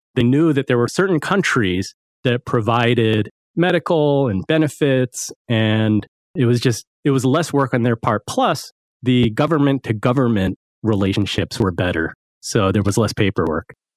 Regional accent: East Coast, United States; I grew up on the East Coast.

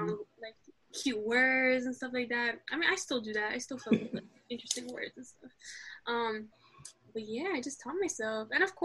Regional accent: New York City, New York, United States; first language French and Arabic; English is a second language; also born or lived in Casablanca, Morocco; I came back to Queens for, like, basically my whole, you know, upbringing and formative years

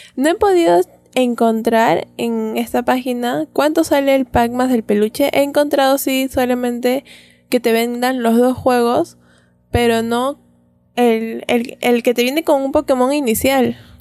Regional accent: Peru; como buenos peruanos que no hablamos bien el inglés

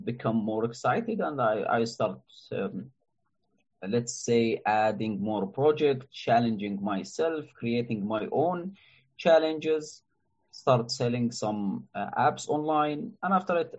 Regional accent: Jordan; I'm from Jordan, a country in the Middle East

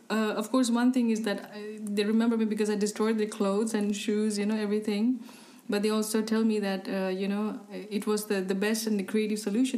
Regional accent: Nepal; also born or lived in Hong Kong / India; I was born in Hong Kong, and I went to India to study when I was about 7, 8. But because our hometown was in Nepal, so every summer holiday we would come to Nepal.

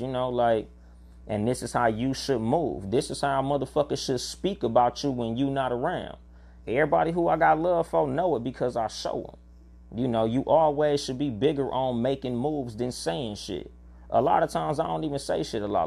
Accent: California, United States; I'm from California

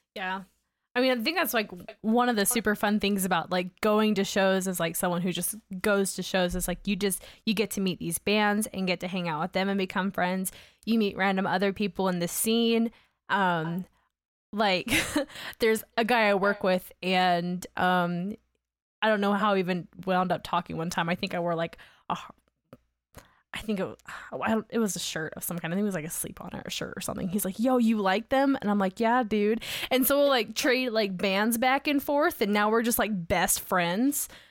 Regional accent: Augusta, Georgia, United States; now in Salt Lake City, United States; where I grew up in Georgia, which it was Augusta, which is just a golf town

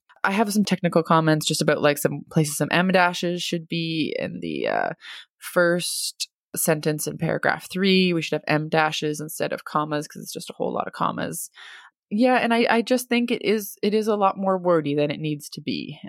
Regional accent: Germany; also born or lived in United States; I grew up in Germany and the USA, am fully bilingual, but prefer to write in English, the language that I live in most days.

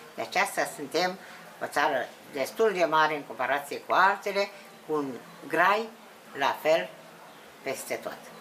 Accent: Iași area, Iași County, Romania; moved away; also born or lived in Voroneț, Suceava County; Eu sunt din părțile Iașului

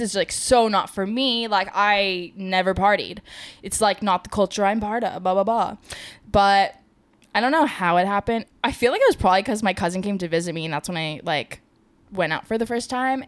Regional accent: Las Vegas, Nevada, United States; moved away as an adult; also born or lived in San Diego; I'm from Vegas

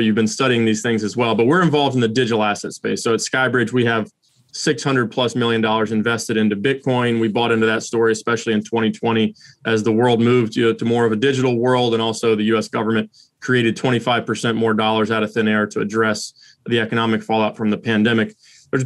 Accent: North Carolina, United States; my family came over from Scotland in the 1800s. Actually came into New York, but I grew up in North Carolina

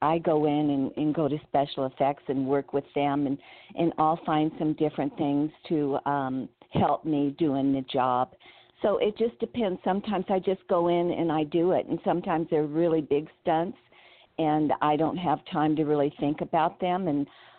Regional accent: Burbank, California, United States; I'm from Burbank, California. So I lived right down the street from Warner Brothers

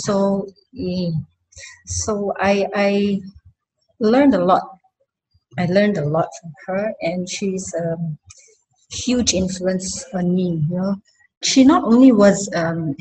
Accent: Singapore; I'm a kampung girl, first off. So I grew up in kampung

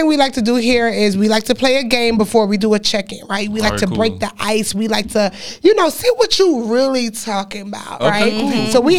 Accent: New York City, New York, United States; also born or lived in Trinidad; I was born in Trinidad, right? Okay. Raised in Brooklyn.

